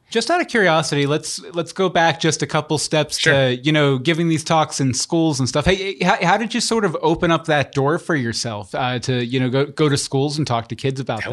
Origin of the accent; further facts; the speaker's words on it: West Virginia, United States; now in Florida, United States; I'm from West Virginia.